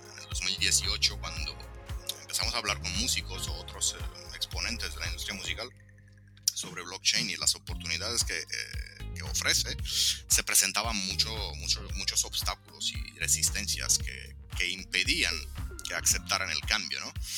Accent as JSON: {"language": "Spanish", "country": "Italy", "tie": "born or raised there", "also_born_or_lived": "Latin America", "second_language": "Spanish", "moved": "yes", "lives_now": "Romania", "said": "soy italo-rumano, o sea, nacido y crecido en Italia, pero soy de orígenes rumanas, mis padres son rumanos"}